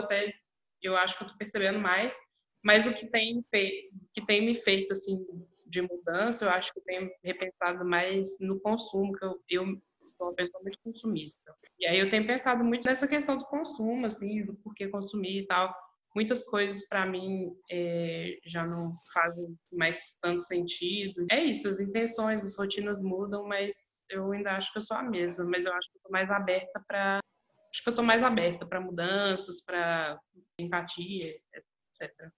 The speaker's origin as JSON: {"language": "Portuguese", "town": "Belo Horizonte", "region": "Minas Gerais", "country": "Brazil", "tie": "born or raised there", "said": "sou de Belo Horizonte, nasci aqui, estou aqui"}